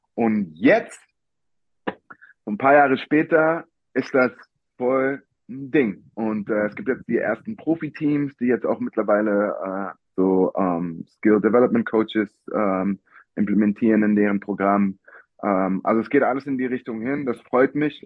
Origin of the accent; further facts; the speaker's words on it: Berlin, Germany; ich bin Berliner Junge